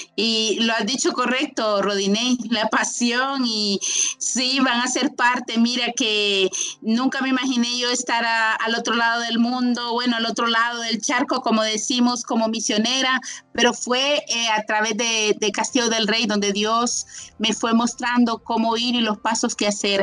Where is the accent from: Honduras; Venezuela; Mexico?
Honduras; castillistas de Honduras